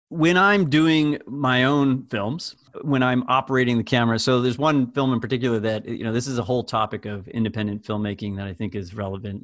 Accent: outside Springfield, Western Massachusetts, United States; I grew up in Western Massachusetts, uh, just outside of Springfield, Massachusetts.

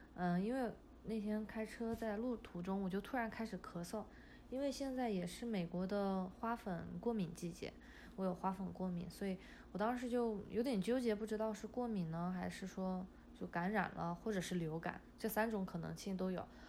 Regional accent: Chongqing, China; now in United States; 我的老家是在重庆，就离武汉就是挨着挺近的嘛

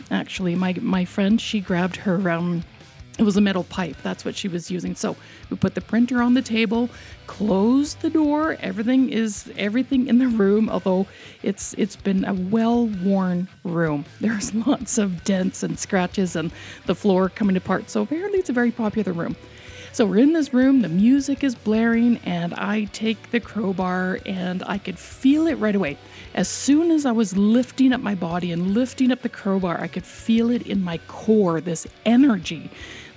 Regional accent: Canada; We're so Canadian

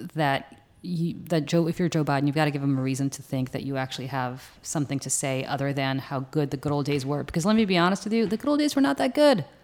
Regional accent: Moscow, Russia; moved away; what I was raised with as in Moscow

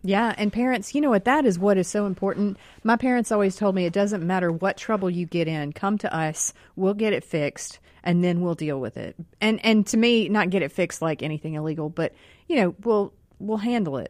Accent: Rankin County, Mississippi, United States; we're all from Mississippi here. We're all from Rankin County here

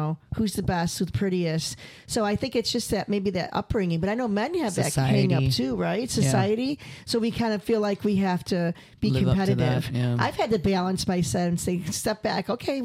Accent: Rochester, New York, United States; now in Bay Area, United States; my hometown in Rochester

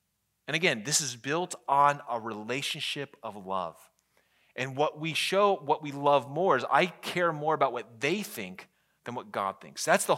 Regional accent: Virginia, United States; I grew up in the Northern Virginia, and so most of my sports teams are Washington, D.C. sports teams.

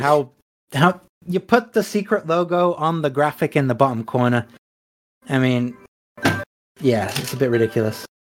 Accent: England, United Kingdom; we're English.

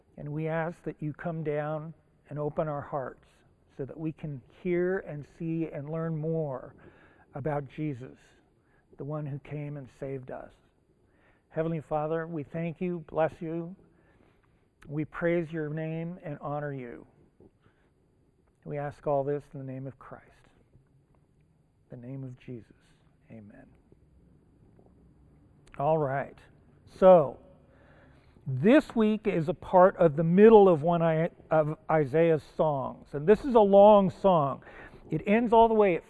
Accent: Japan; English is a second language; now in United States; I was born in Japan, the other side of the international date line.

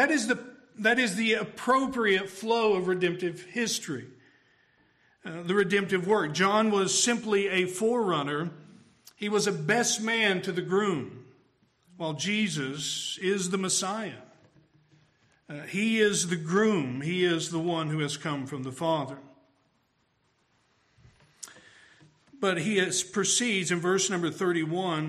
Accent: Tennessee, United States; I'm from Tennessee

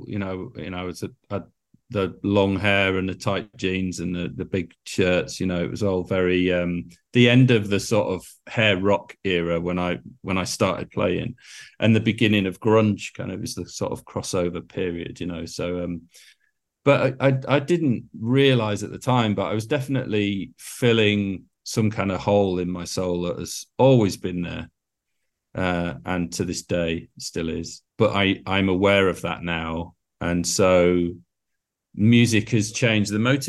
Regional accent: Scarborough, Yorkshire and the Humber, United Kingdom; And I was a lad from Scarborough, and that was the beginning of everything, really.

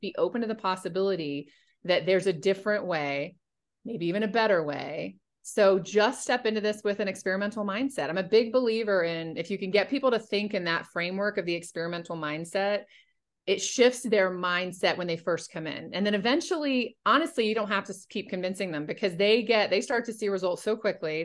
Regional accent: North Carolina, United States; moved away; also born or lived in Washington, D.C. area; growing up in North Carolina. When I moved up to the D.C. area

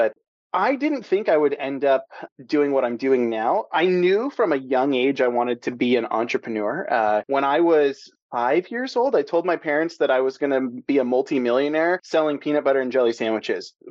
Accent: San Diego, California, United States; also born or lived in the South / East Coast; now in Pacific Northwest, United States; I'm a SoCal boy born and raised in San Diego.

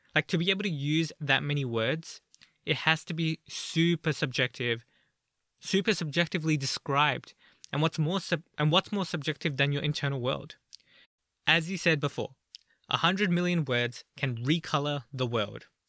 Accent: Australia; I'm from Australia

